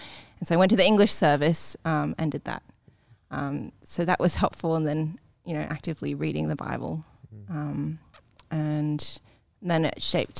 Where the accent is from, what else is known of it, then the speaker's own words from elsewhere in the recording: Australia; born there; So I was born in Australia, and so to my, like, family, I probably seem very Caucasian, like, just in terms of, like, my thinking or, like, my behaviours and things like that.